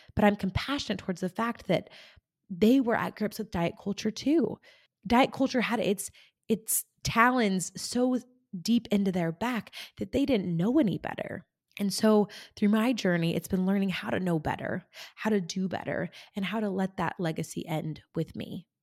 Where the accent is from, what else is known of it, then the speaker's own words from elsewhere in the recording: rural California, United States; moved away as an adult; also born or lived in Germany / Kentucky; I grew up in rural California, um, an hour from the nearest town.